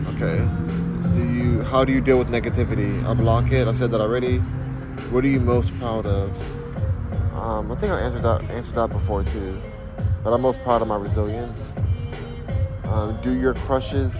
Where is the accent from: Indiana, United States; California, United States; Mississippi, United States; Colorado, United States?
California, United States; Los Angeles; also born or lived in Diamond Bar, California; I'm from Los Angeles, California. Born in Diamond Bar which is in Los Angeles